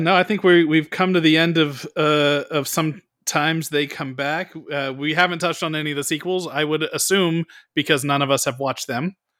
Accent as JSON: {"language": "English", "region": "Bay Area of California", "country": "United States", "tie": "born or raised there", "said": "Bay Area of California"}